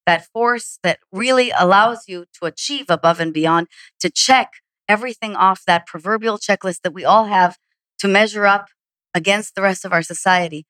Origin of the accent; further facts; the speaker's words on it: Israel; moved away; I'm from Israel